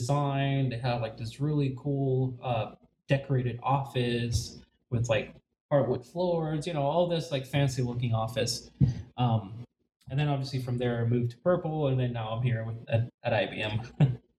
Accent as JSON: {"language": "English", "country": "Puerto Rico", "tie": "born or raised there", "moved": "yes", "said": "I was born in Puerto Rico, born and raised, and I went to school in Puerto Rico"}